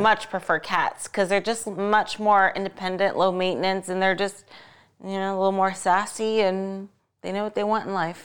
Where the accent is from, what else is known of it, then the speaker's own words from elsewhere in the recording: Ohio, United States; now in Las Vegas, United States; my home state of Ohio